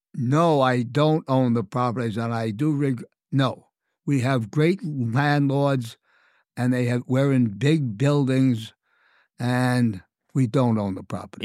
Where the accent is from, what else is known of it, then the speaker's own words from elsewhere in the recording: New York City, New York, United States; I'm from the Bronx, so Italian food, I was part of my upbringing